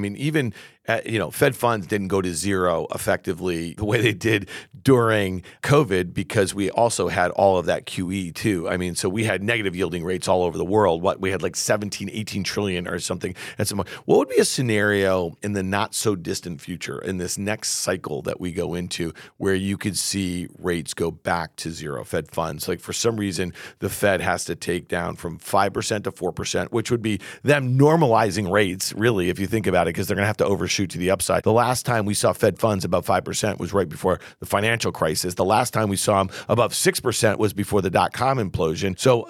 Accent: Camillus, New York, United States; In Syracuse. That's my hometown.

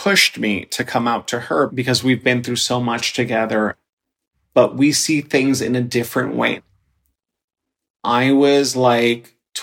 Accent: New York City, New York, United States; also born or lived in Dominican Republic; I was born in the Dominican Republic, and I was brought to the United States, specifically the Bronx, when I was 6 years old.

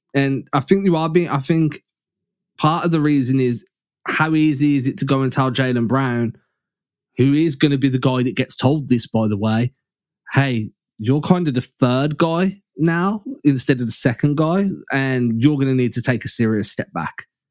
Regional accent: England, United Kingdom; I'm English

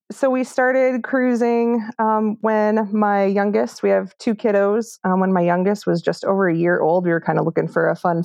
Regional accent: Midwest, United States; I grew up in the Midwest and I'm still living there

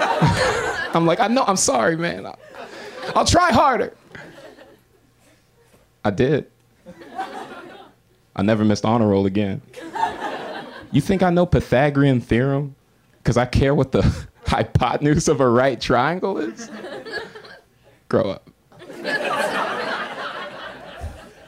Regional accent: Florida, United States; born or raised there; moved away as an adult; now in Los Angeles, United States

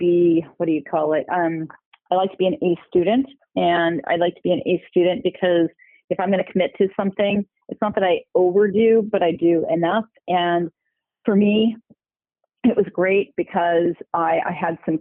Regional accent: Cerritos, California, United States; also born or lived in Milwaukee, Wisconsin; I was born in Milwaukee, Wisconsin, but I moved out here, not by myself, of course, with my parents, when I was 2 years old. And I grew up, we moved to one city, and then we ended up in a city called Cerritos, California

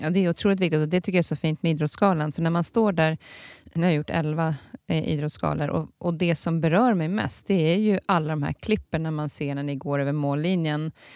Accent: Tärendö, Norrbotten County, Sweden; under uppväxten i Tärendö

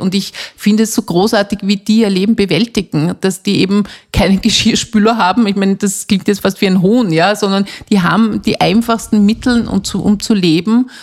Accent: Austria; bei uns in Österreich

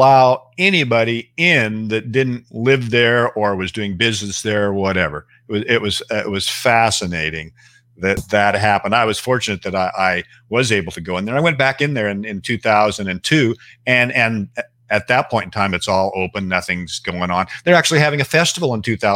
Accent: Seattle, Washington, United States; also born or lived in Bellingham, Washington; I was raised in Seattle

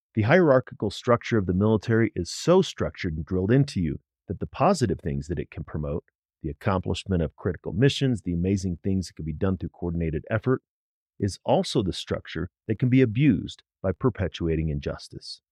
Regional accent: St. Louis, Missouri, United States; I grew up in Saint Louis

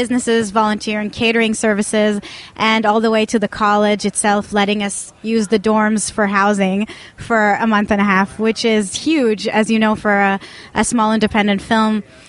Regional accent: Tel Aviv, Tel Aviv District, Israel; English is a second language; And I'm originally from Tel Aviv, Israel, so I'm not an American filmmaker.

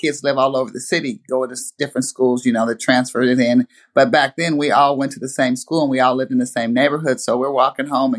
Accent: Portland, Oregon, United States; growing up in that area

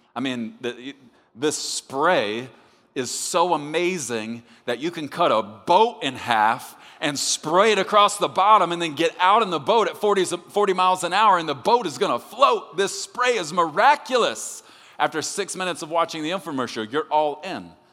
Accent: Texas, United States; I'm from Texas

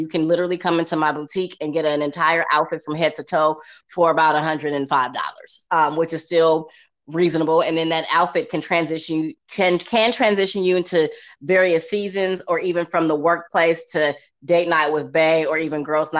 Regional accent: Inglewood, California, United States; moved away as an adult; now in Atlanta, United States; I am originally from Los Angeles, California, Inglewood to be exact. I have been in Atlanta since 2006.

